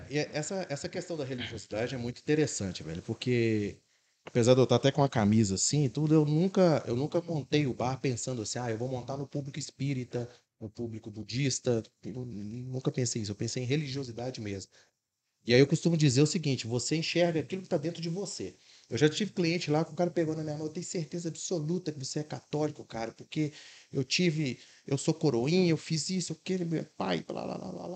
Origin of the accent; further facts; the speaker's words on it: Belo Horizonte, Minas Gerais, Brazil; now in Contagem, Brazil; sou de Belo Horizonte, resido em Contagem é, aproximadamente uns cinco anos